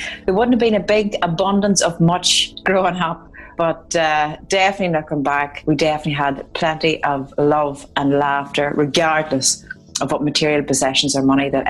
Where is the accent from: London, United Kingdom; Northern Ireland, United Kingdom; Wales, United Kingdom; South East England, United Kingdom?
Northern Ireland, United Kingdom; Dungiven; Up in the north of Ireland, well, I'm sure it was no different than the rest of Ireland